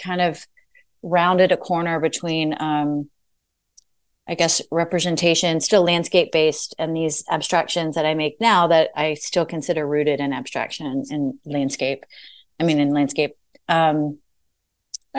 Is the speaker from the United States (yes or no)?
yes; Arkansas, United States; moved away as an adult; also born or lived in Savannah, Georgia / Boston, Massachusetts / Knoxville, Tennessee; now in Nashville, United States; where I grew up in Arkansas